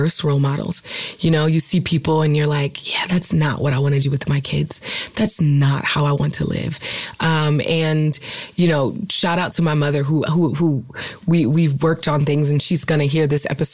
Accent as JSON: {"language": "English", "town": "Oakland", "region": "California", "country": "United States", "tie": "born or raised there", "said": "I'm from California, I'm from Oakland, and I literally was raised in a house that was constantly raided by the police"}